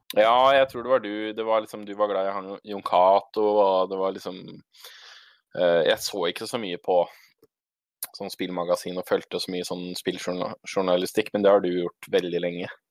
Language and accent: Norwegian; Tønsberg, Vestfold, Norway; now in Stokke, Norway; Jeg er også fra Tønsberg. Uh, bor dessverre i Stokke, ikke i Tønsberg.